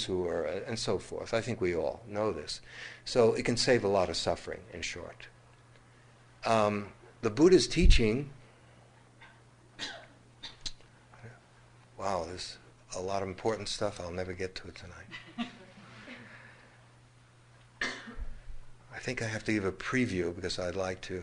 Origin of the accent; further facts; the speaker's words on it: United States; growing up in America